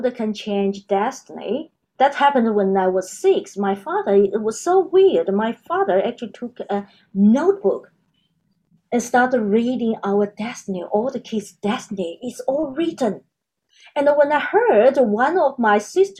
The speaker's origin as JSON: {"language": "English", "country": "China", "tie": "born or raised there", "moved": "as an adult", "lives_now": "Australia", "said": "I was born in China, and now I'm Australia."}